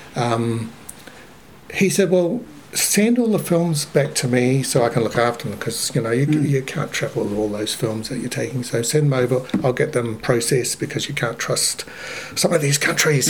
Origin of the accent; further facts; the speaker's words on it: Lower Hutt, Wellington, New Zealand; also born or lived in Christchurch; I was born in Christchurch, and then when I was about four or five, um, the family moved to Lower Hutt. So my I went to Hutt Valley High